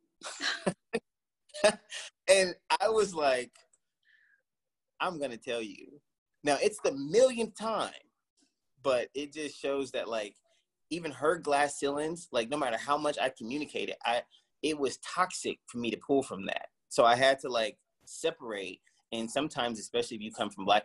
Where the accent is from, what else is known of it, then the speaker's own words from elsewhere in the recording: Cleveland, Ohio, United States; moved away; also born or lived in Portland, Oregon; I grew up in Cleveland, Ohio